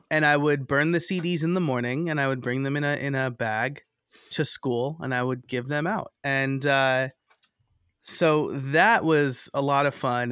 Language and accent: English; New York, United States; moved away as an adult; also born or lived in Scranton, Pennsylvania / Lehigh Valley, Pennsylvania; now in Philadelphia, United States; I'm originally from New York.